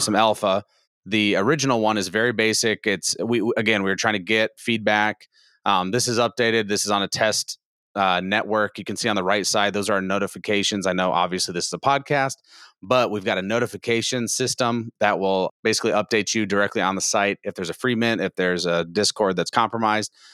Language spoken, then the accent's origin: English; Iowa, United States; now in Texas, United States; I'm not originally a Texan. I'm from Iowa